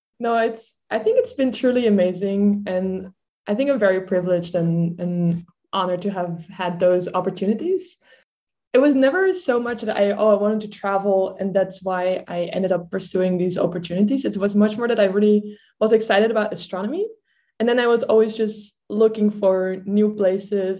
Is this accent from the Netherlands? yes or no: yes; Netherlands; English is a second language; moved away; I grew up in the Netherlands. I'm actually from like a small town that's called in English Three Mountains